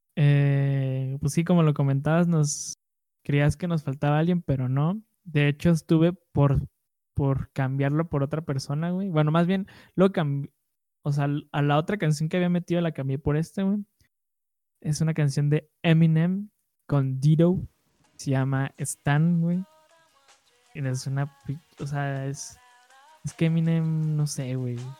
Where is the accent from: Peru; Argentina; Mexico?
Mexico; first language Spanish; nuestra cultura mexicana, a nuestra, a nuestra lengua nativa